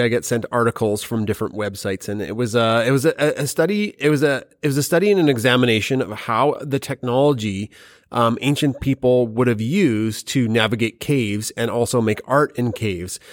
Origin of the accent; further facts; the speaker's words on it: Alberta, Canada; we're from Alberta